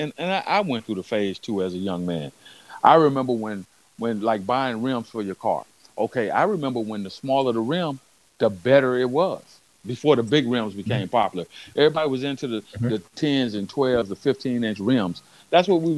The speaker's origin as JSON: {"language": "English", "region": "West Coast", "country": "United States", "said": "I'm from the West Coast"}